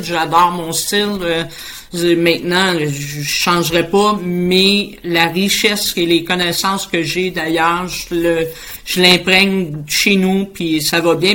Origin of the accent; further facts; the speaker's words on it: Boisbriand, Quebec, Canada; je suis de la rive nord de Montréal. Je suis située à Boisbriand